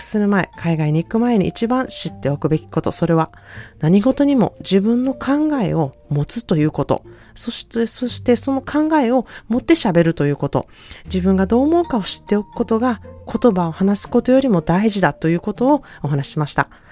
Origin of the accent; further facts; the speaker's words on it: Japan; now in California, United States; 日本から来ました